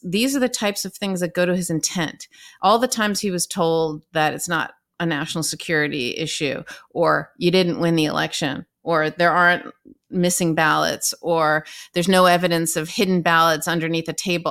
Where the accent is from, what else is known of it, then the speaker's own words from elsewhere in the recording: Southern California, United States; moved away as an adult; now in New York, United States; I'm from Southern California and I, although I love my family, I didn't quite fit in there. And so I moved to the East Coast and I've been here my entire adult life